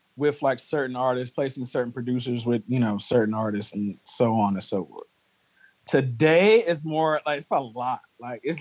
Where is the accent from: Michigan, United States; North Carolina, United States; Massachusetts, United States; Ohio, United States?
North Carolina, United States; Greensboro; I'm from Greensboro